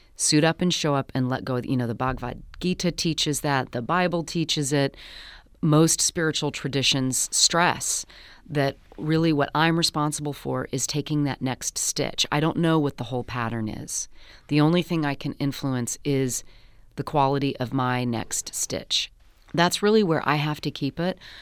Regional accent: United States; I am American

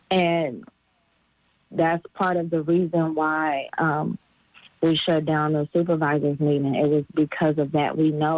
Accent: Mississippi, United States; I was taken in because, I came from Mississippi, so I guess they didn't have anything on me.

